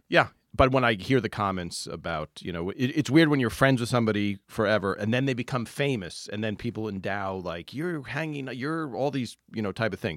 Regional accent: New Jersey, United States; I'm from Jersey

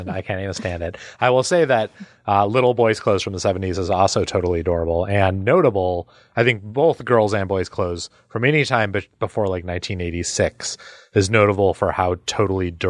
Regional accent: Midwest, United States; I play euchre now, but weirdly, taught by East Coasters, even though I grew up in the Midwest, the home of euchre, but I did not grow up in a real card playing family.

